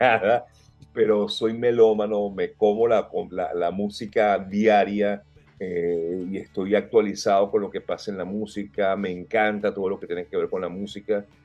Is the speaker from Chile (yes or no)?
no; Caracas, Capital District, Venezuela; moved away as an adult; me crié en el Cafetal, en Caracas